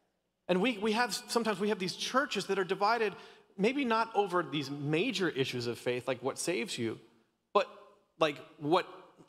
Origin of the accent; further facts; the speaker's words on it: Canada; My wife is Australian, and of course I'm Canadian, and my parents are like locked up in Canada right now.